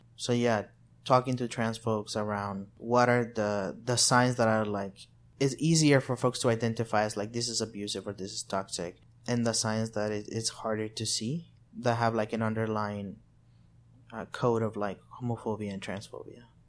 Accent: El Salvador; also born or lived in Arkansas, United States; now in Little Rock, United States; I'm from El Salvador. I've been in the U S for over seventeen years.

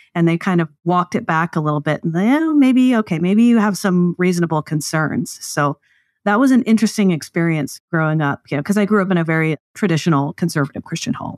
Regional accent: East Texas, United States; I grew up in the South, mostly in East Texas is where my dad pastored that church

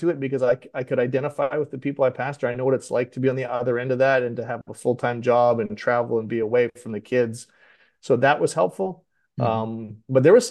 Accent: Western Canada, Canada; now in Delaware, United States; I'm actually not native to Delaware. I grew up in Western Canada

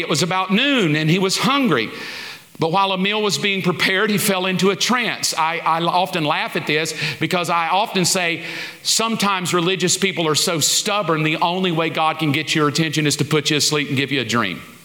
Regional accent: Alabama, United States; I grew up in the South. I grew up in Alabama

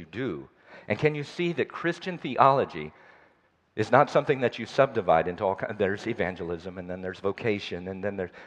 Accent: the South, United States; also born or lived in Nepal; I'm from the South, the United States

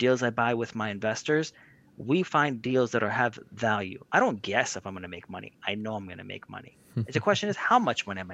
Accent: New Jersey, United States; I grew up in New Jersey

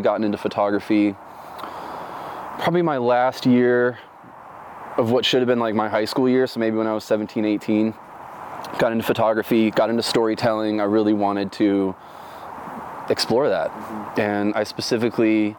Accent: Orlando, Florida, United States; also born or lived in Dunedin, Florida / North Carolina; now in Oregon, United States; Grew up primarily in Orlando.

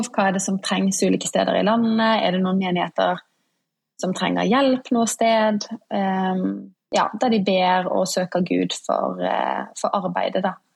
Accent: Bergen, Vestland, Norway; also born or lived in Oslo; now in Porsgrunn, Norway; Jeg kommer fra Bergen. Ja. Ja, dialekten har blitt litt vannet ut etter hvert. Jeg bodde nå ti år i Oslo

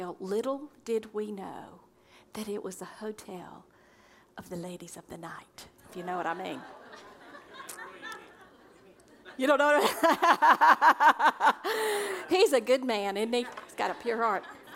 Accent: Pinson, Alabama, United States; also born or lived in Brighton, England; I'm from Pinson, Alabama, on a farm with the cows and the chickens and the goats and the pigs.

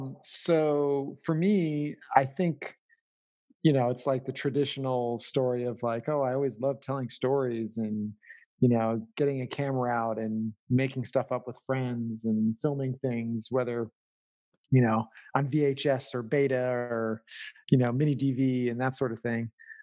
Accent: Oak Park, Illinois, United States; moved away as an adult; also born or lived in Northfield, Minnesota; I grew up in Chicago, specifically a suburb called Oak Park.

